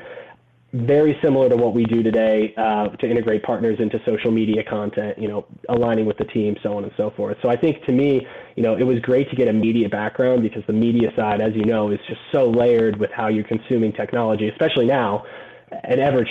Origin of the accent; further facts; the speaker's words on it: Gainesville, Florida, United States; also born or lived in Orlando, Florida; I grew up in Gainesville, Florida